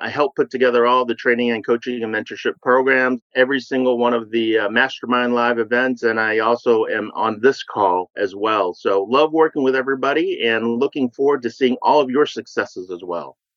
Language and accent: English; Vietnam; now in United States; I am a refugee from Vietnam, came over and growing up